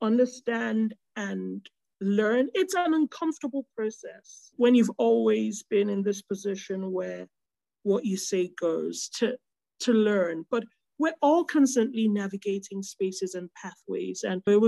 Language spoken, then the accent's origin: English; Nigeria; a Nigerian food writer who has grown up with Nigerian food presented a certain way